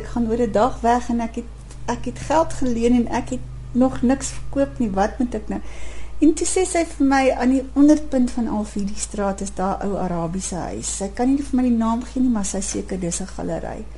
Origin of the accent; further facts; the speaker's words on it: South Africa; ek is 'n Suid-Afrikaner